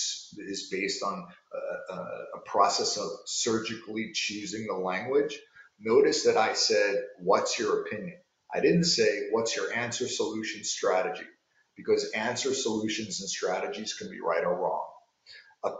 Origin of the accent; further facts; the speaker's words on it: New York, United States; I'm from New York and I talk fast